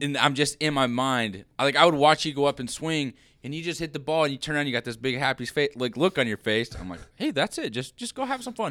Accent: Liberal, Kansas, United States; growing up in Liberal

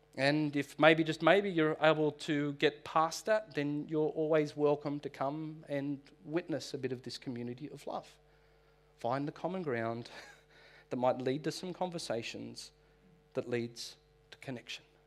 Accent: North Shore, New South Wales, Australia; I am from the North Shore

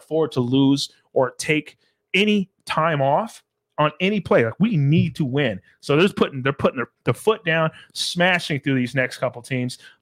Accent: Arizona, United States; We're from Arizona. We're from Arizona

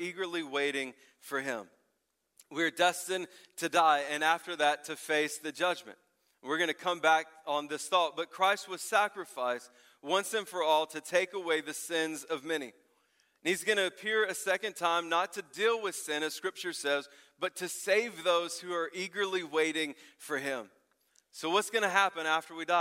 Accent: the South, United States; I grew up in the South

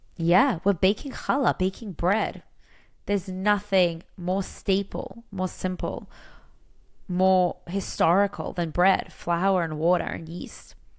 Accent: Australia; now in Israel; I'm from Australia.

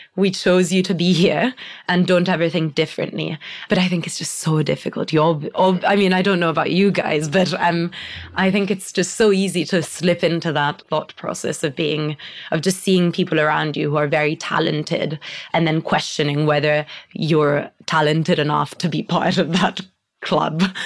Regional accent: Italy; English is a second language; moved away as an adult; now in United Kingdom; growing up in Italy and like with an entirely Italian family

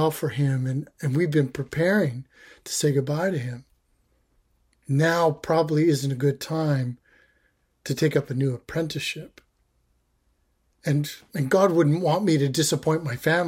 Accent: Canada; I'm Canadian.

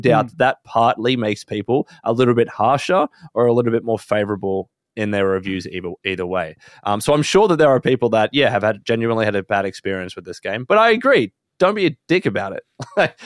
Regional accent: Australia; we are Australian

